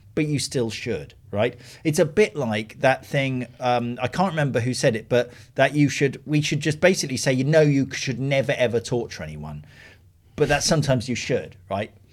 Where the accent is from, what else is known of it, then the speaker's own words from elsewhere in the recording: United Kingdom; being British